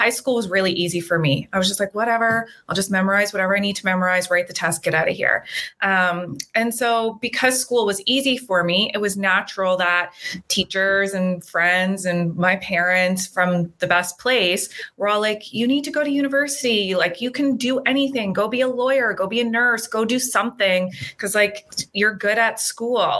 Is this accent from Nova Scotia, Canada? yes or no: yes; Nova Scotia, Canada; moved away as an adult; also born or lived in Australia; now in British Columbia, Canada; I'm from Nova Scotia, little small town on the East Coast.